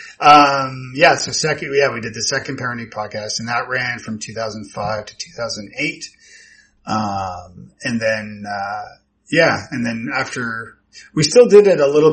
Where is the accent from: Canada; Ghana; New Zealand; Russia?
Canada; Toronto, Ontario; moved away as an adult; also born or lived in Ireland / Scotland; now in Nashville, United States; I'm from, Toronto originally. So yeah, moved to Nashville in 07, I think it was.